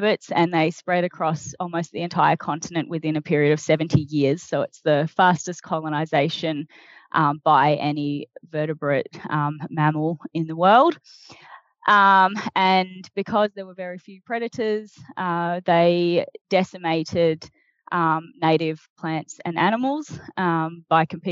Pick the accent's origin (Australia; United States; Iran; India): Australia